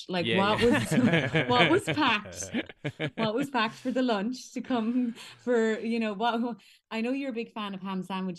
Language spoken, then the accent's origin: English; Ballincollig, Munster, Ireland; We all grew up, went to Scullbarra, went to Ballincollig Community School.